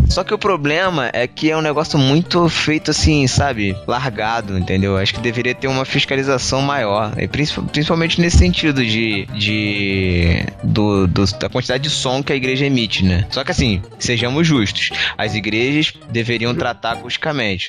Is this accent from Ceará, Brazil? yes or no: no; Rio de Janeiro, Brazil; eu sou carioca